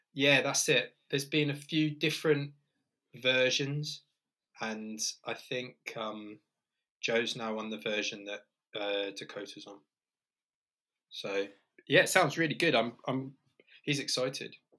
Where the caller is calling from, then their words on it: just outside Birmingham, West Midlands, United Kingdom; I'm calling from, believe it or not, a sunny and warm UK